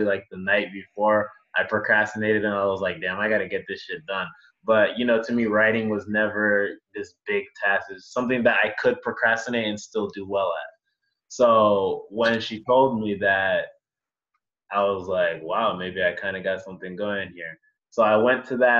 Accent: Virginia, United States; moved away as an adult; now in Rochester, United States; I grew up, born and raised in Virginia

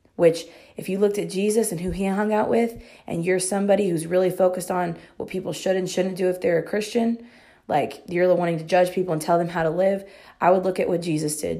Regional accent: Texas, United States; I'm proud to be a Texan

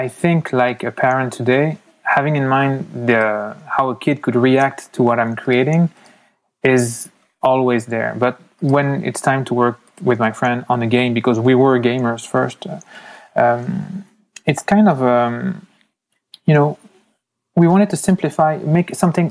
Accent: France; accent: French; moved away as an adult; also born or lived in United States; now in Canada; I was born in the U.S., I left. I know my accent sounds really French, but I have the explanation for that. So I was in the U.S. My mother went back to France when I was 4. So I spent 15 years in France, and now I've been living in Canada since 15 years too.

